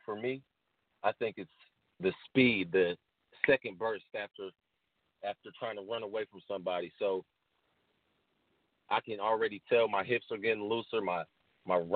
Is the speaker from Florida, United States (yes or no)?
no; Kansas, United States; accent: Kansas accent; moved away as an adult; now in Louisiana, United States; You wouldn't think I'm from Kansas if you first met me